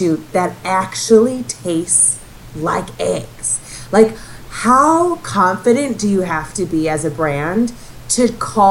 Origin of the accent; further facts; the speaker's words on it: Minnesota, United States; also born or lived in New York; now in Chicago, United States; I come from Minnesota where we eat no-name steaks every Sunday